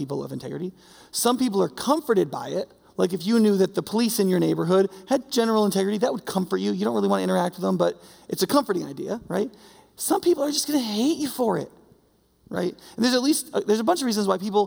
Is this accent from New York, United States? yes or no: yes; New York, United States; moved away; I'm from New York, the snow belt of New York